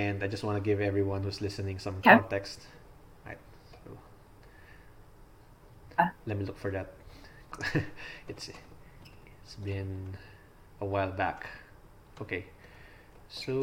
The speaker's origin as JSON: {"language": "English", "country": "Philippines", "said": "So I'm Filipino. I live in the Philippines."}